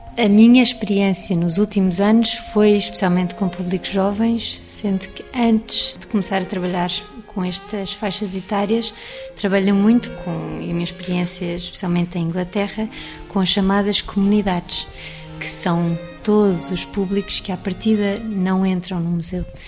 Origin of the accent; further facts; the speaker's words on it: Lisbon, Portugal; also born or lived in England; acabei por trabalhar em museus porque cresci no Jardim da Gulbenkian